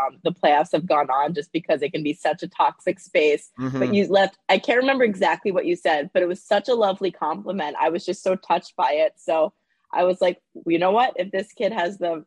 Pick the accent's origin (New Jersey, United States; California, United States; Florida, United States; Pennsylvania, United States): New Jersey, United States; I grew up in North Jersey